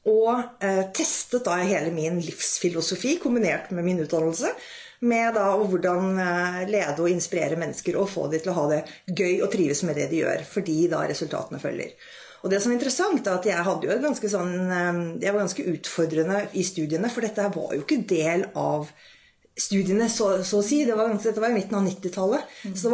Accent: Rælingen, Akershus, Norway; moved away as an adult; also born or lived in Europe; jeg vokste da opp i Rælingen utenfor Oslo. Og pappaen min var lege, mammaen min var sykepleier.

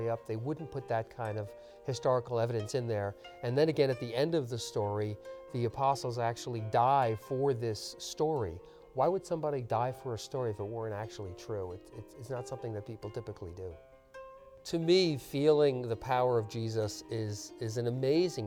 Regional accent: Long Island, New York, United States; I was born and raised on Long Island

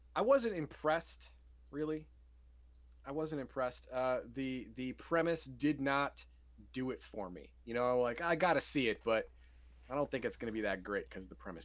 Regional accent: United States; I'm an American

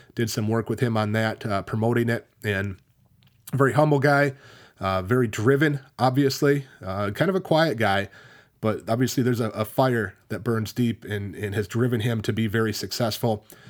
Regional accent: Richland Center, Wisconsin, United States; My hometown of Richland Center, where I graduated from

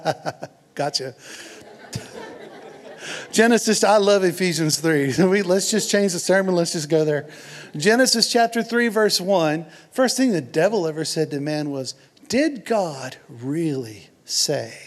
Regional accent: Houston, Texas, United States; I'm from Houston

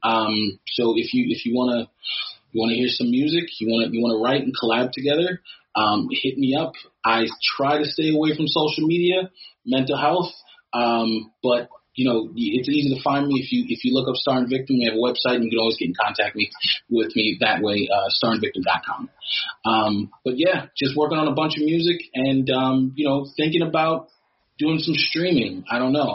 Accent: New York City, New York, United States; I'm from the Bronx

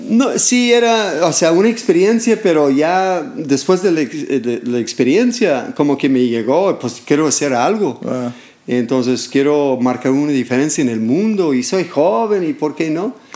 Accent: California, United States; Spanish is a second language; moved away as an adult; como joven estuve en un grupo de jóvenes ahí en, en California, soy de California

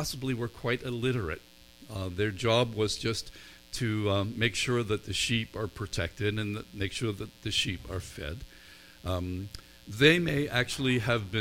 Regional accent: Northern Ireland, United Kingdom; I grew up in Northern Ireland, where there are more sheep than people.

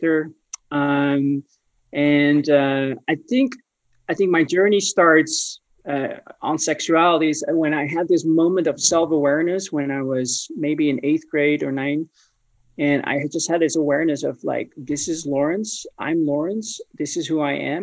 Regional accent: North Holland, Netherlands; moved away as an adult; now in Colorado Springs, United States; I grew up in the Netherlands, born and raised from parents who were immigrants from Indonesia.

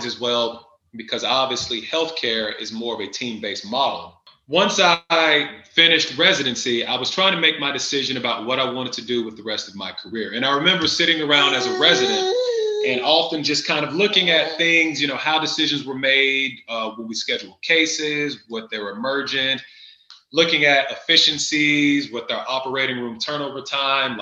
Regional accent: Chattanooga, Tennessee, United States; moved away as an adult; now in Columbus, United States; I am not from Ohio. I am from Chattanooga, Tennessee, but I have been up in Columbus and at Ohio State since 2006

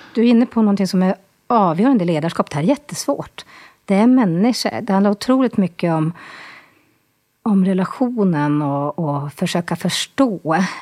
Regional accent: Boden, Norrbotten County, Sweden; accent: Norrlänning; also born or lived in Stockholm; Född och uppvuxen i Boden, bor i Boden och här i Stockholm.

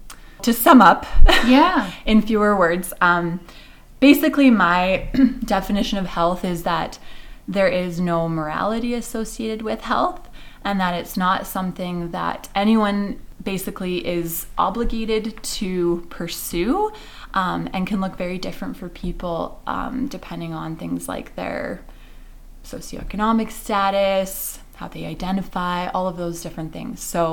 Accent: Canada; also born or lived in Switzerland; now in Edmonton, Canada; I am a lot of the same things as were just mentioned, but I come from Pinoca. I guess I was born in Switzerland, mm-hmm. immigrated to Canada when I was a child, grew up in Pinoca, moved to Edmonton

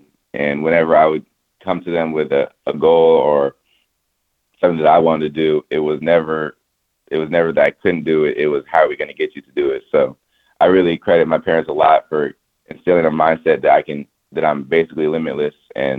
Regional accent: California, United States; I grew up in California

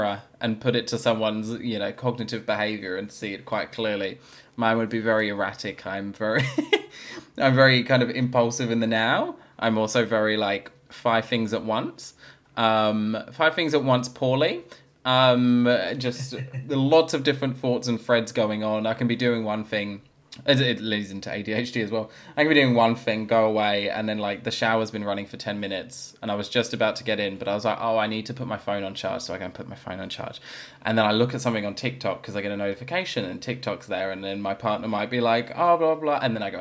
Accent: London, United Kingdom; now in Australia; I grew up in London, so it's obviously a very multicultural, diverse, lots of different things going on

